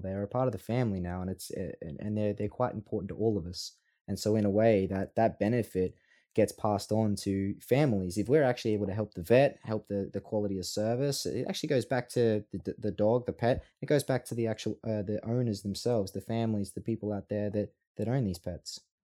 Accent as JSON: {"language": "English", "country": "Australia", "said": "Australians love Australians"}